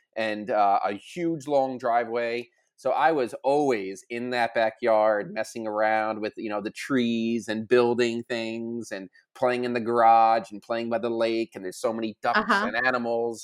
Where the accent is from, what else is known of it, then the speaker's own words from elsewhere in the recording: Long Island, New York, United States; I grew up in Long Island